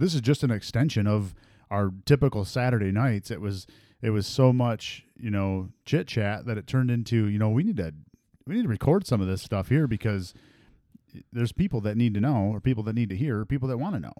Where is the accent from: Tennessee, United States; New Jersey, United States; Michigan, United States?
Michigan, United States; I'm from Michigan